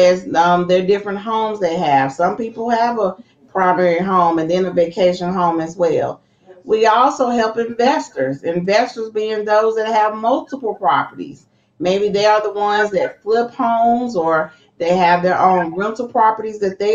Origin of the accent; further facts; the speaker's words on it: Lexington, North Carolina, United States; now in Greensboro, United States; So I'm originally from Lexington, North Carolina, the barbecue capital, but I've been here long enough